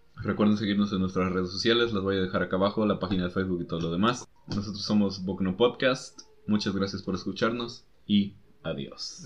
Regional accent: Mexico

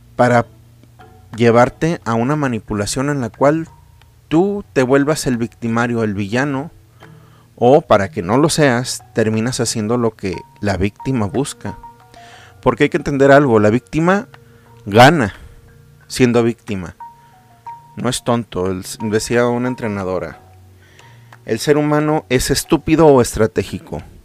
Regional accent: Mexico; yo soy mexicano, amo mi país

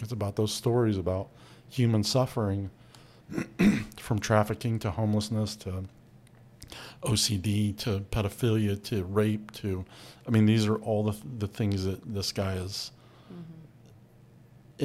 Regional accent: United States; I grew up in America.

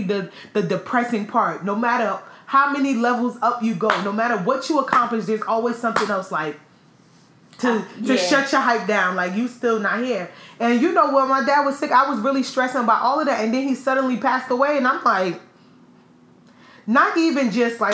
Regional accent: United States; being an American

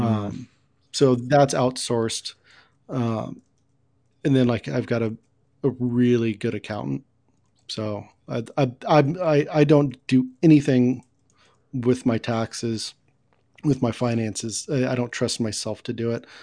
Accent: Kansas City, United States; born in Kansas City and it's just in my blood

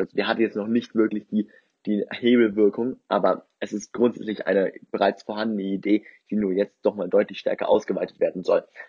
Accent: Germany; bei uns in Deutschland

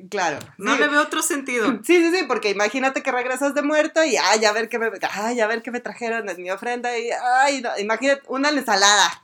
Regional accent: Durango, Mexico; somos de Durango, México.

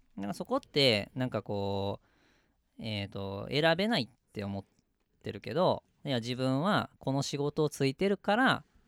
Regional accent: Mie, Japan; also born or lived in Nagoya; 俺もあのたまたま三重で生まれたから、うん、三重にいるだけど

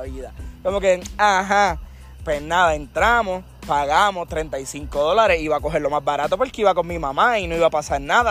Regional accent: Barranquitas, Puerto Rico; yo soy un tipo de barranquita

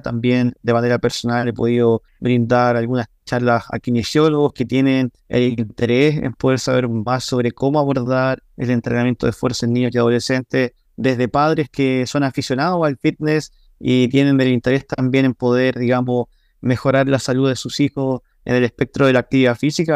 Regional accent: Chile; yo soy de Chile

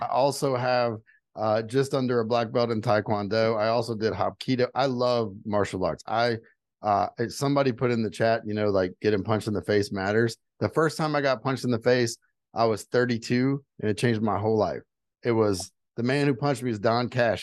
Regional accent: Houma, Louisiana, United States; moved away as an adult; also born or lived in Utah; I'm from South Louisiana, like the swamp. I was born six feet below sea level

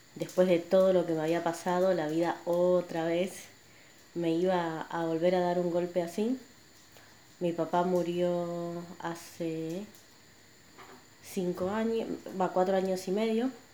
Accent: Buenos Aires, Argentina; nací y crecí acá en Buenos Aires

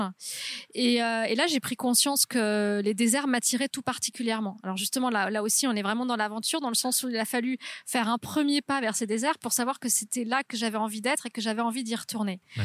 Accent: near Toulouse, Haute-Garonne, Occitania, France; moved away; also born or lived in Carcassonne; je suis née à Carcassonne, j'ai grandi euh, près de Toulouse, donc en Haute-Garonne.

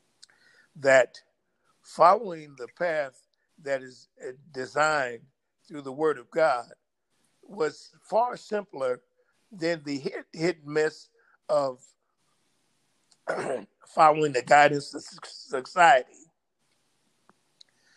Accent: Los Angeles, California, United States; now in Desert Hot Springs, United States; I was raised in South Central Los Angeles, which was predominantly black

